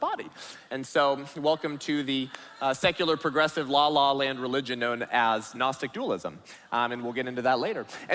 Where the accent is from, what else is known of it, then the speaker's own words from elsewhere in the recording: California, United States; I'm from California